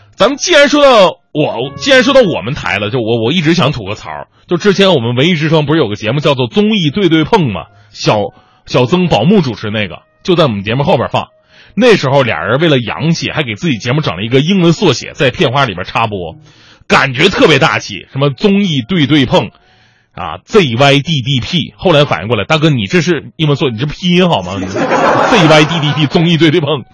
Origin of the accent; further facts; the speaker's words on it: China; 咱们是中国人